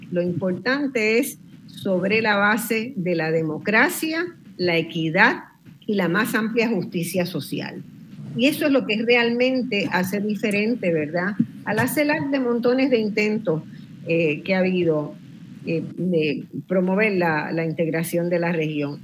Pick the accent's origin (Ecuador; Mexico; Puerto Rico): Puerto Rico; los puertorriqueños